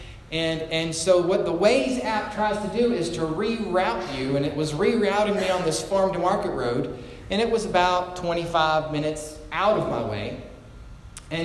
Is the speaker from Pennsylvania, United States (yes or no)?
no; Orange, Texas, United States; now in Gatesville, United States; it's about a 30-minute trek to Orange, Texas, it's my hometown